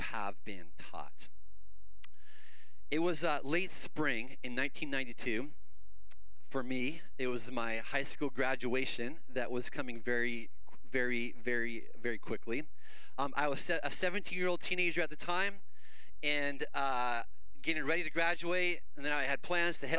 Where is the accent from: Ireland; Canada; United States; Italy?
Canada; moved away; I grew up in Canada.